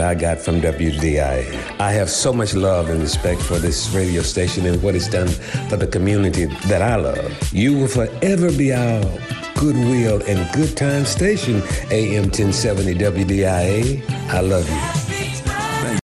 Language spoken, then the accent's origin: English; Memphis, Tennessee, United States; a young kid growing up in Memphis, Tennessee